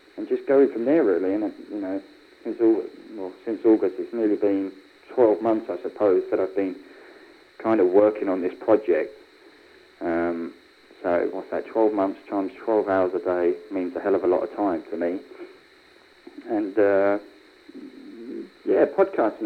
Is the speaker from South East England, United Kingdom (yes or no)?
no; London, United Kingdom; accent: Cockney; growing up in a place like London